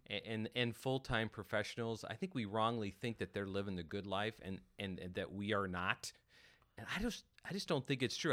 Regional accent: North Dakota, United States; moved away; growing up in North Dakota

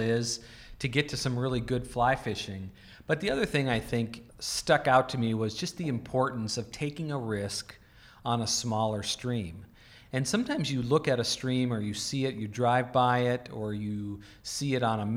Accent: North Dakota, United States; moved away; I grew up in North Dakota

